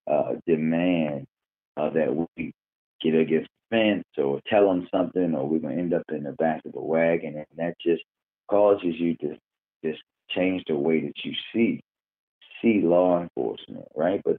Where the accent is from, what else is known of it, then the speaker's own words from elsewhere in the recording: Baltimore, Maryland, United States; So I am I'm uh, from Park Heights in Baltimore, and I always say that growing up there was uh, essentially like heaven and hell at the same time.